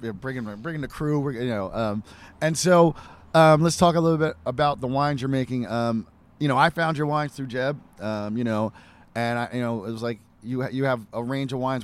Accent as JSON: {"language": "English", "country": "United States", "said": "I'm an American"}